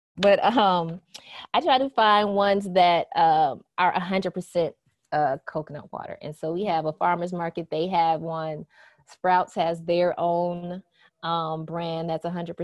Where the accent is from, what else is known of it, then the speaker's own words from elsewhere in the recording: Minnesota, United States; I grew up in Minnesota